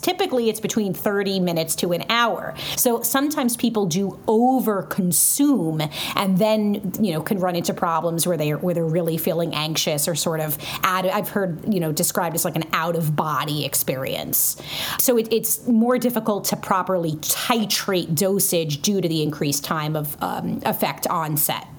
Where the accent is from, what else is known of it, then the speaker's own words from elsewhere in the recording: New York City, New York, United States; also born or lived in Florida; now in Western Massachusetts, United States; I'm from Brooklyn, but I lived in Florida for six years and now I live in Western Massachusetts.